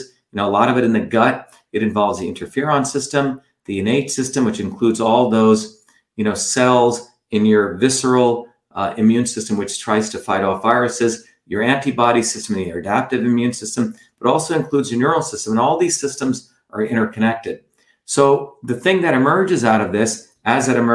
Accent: India; moved away; I went back to India

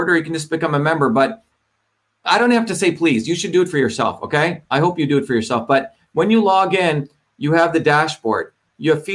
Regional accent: New Jersey, United States; moved away; also born or lived in Hollywood; I grew up in New Jersey

